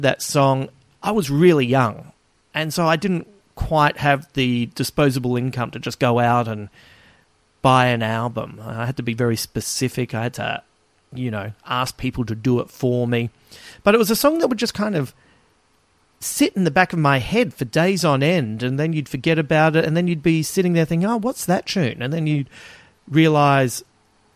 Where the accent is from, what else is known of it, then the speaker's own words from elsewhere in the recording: Adelaide, South Australia, Australia; my hometown Adelaide